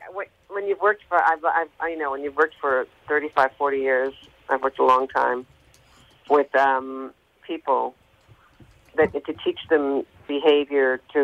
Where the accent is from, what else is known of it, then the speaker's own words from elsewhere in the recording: New York, United States; I was always singing, and I sang in New York, I'm from New York.